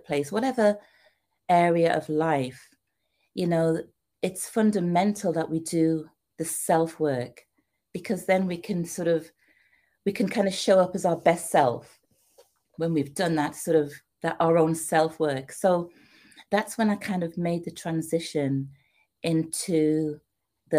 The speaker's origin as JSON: {"language": "English", "country": "United Kingdom", "also_born_or_lived": "Trinidad", "moved": "as an adult", "lives_now": "United States", "said": "as you can tell by my accent, I'm from the UK. And I came to America"}